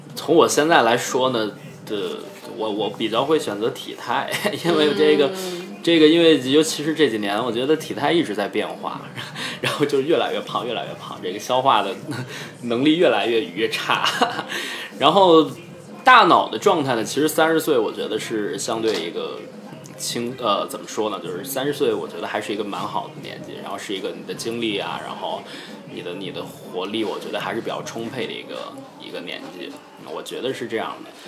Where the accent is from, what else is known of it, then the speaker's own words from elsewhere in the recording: Henan, China; moved away; also born or lived in Singapore; 我是河南省的